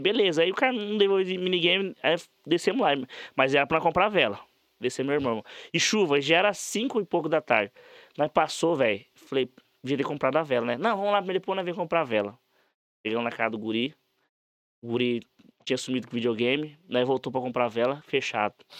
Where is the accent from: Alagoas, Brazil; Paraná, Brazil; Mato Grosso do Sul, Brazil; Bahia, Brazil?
Mato Grosso do Sul, Brazil; Sidrolândia; also born or lived in Quebra-Coco / Maracaju; eu nasci em Cidrolândia. Aham. Minha mãe é mineira e eu nasci em Cidrolândia